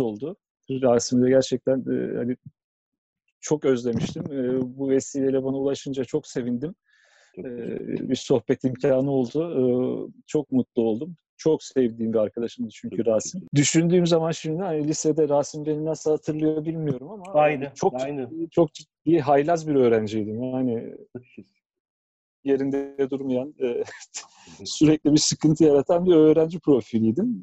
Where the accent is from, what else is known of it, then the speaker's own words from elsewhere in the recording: Ankara, Turkey; 75 e, Ankara doğumluyum.